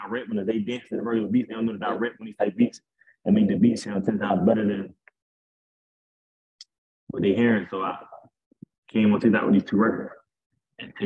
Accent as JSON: {"language": "English", "town": "Philadelphia", "region": "Pennsylvania", "country": "United States", "said": "I'm from Philly, West Philly to be exact"}